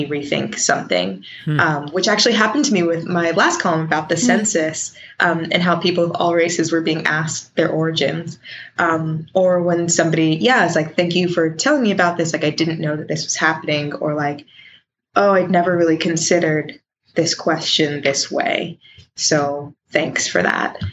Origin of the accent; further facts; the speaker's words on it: Richmond, Virginia, United States; I'm from Richmond, Virginia.